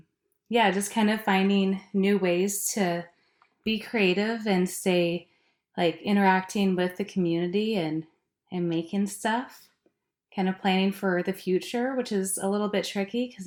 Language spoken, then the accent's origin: English; Alaska, United States; now in Bellingham, United States; I grew up in Alaska